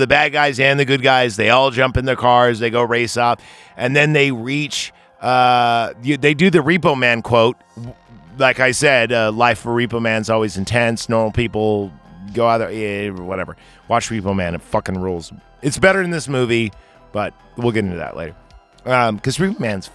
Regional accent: California, United States; I'm from California

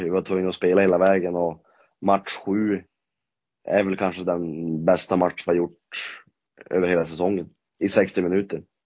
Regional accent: Norrland, Sweden; oss norrlänningar

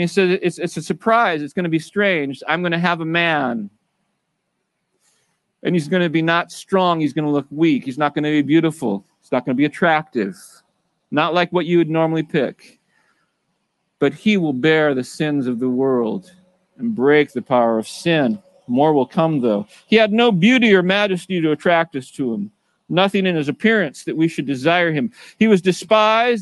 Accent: United States; I grew up in America as a Christian

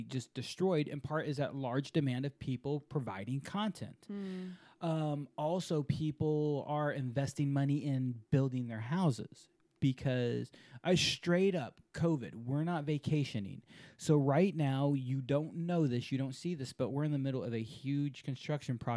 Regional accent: Houston, Texas, United States; I'm from Houston. I'm from the mothership

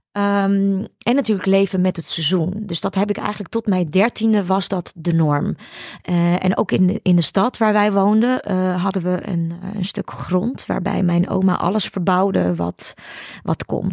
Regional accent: Ukraine; now in Netherlands; ik ben natuurlijk geboren in de Sovjet-Unie.

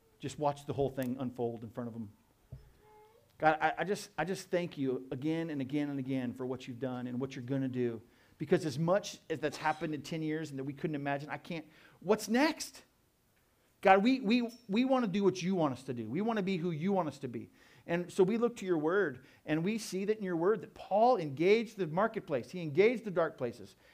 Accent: Tucson, Arizona, United States; I'm from Tucson. I love Tucson.

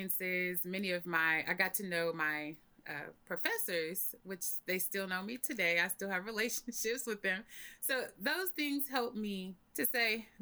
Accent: Oklahoma, United States; moved away as an adult; also born or lived in Atlanta; I am born and raised in Oklahoma.

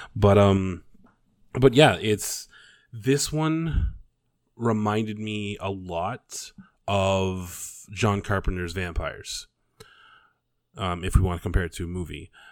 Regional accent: Canada; I'm Canadian.

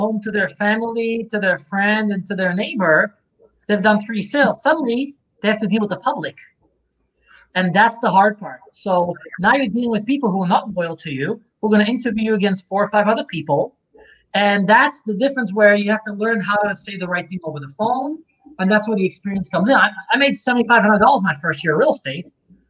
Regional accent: Czechia; So I'm from Czechoslovakia.

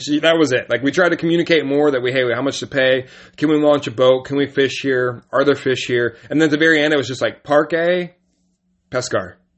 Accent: United States

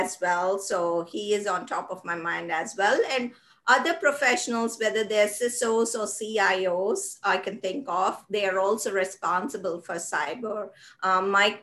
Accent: India; moved away; when I was growing up in the 80s in India

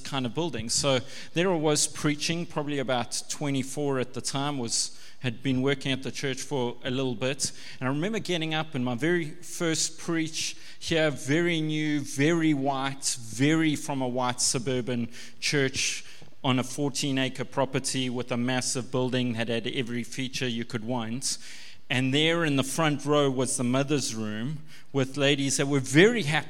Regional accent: Pinetown, KwaZulu-Natal, South Africa; I'm from Pinetown in a white, Western kind of suburban church

